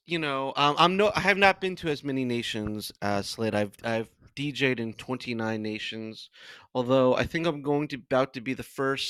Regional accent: Coral Springs, Florida, United States; moved away as an adult; also born or lived in Mongolia; now in Shanghai, China; no stops, no caps, no brags, just facts. Shanghai's number two DJ. And I'm from Coral Springs, just like Dougie.

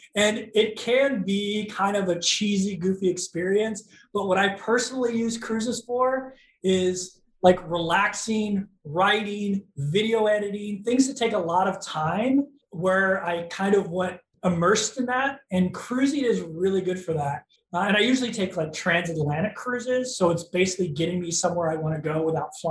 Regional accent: St. Louis, Missouri, United States; moved away as an adult; now in Hawaii, United States; I grew up in the Midwest in a city called St. Louis for your international audience. It's right smack dab in the middle of the United States in a state called Missouri. I was there until I was 19 years old

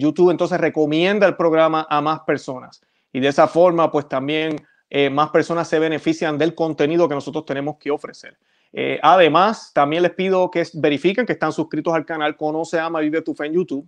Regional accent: Puerto Rico; como dicen en mi país, en Puerto Rico

